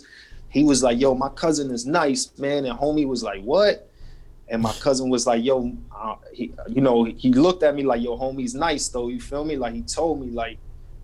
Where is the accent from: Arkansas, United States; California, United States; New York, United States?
New York, United States; New York City; originally I'm from Jefferson Houses on the east side of Harlem, better known as Spanish Harlem